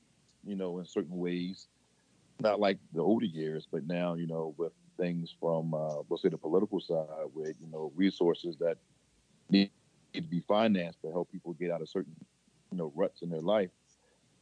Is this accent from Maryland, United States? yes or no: yes; Baltimore, Maryland, United States; I'm from Baltimore, Maryland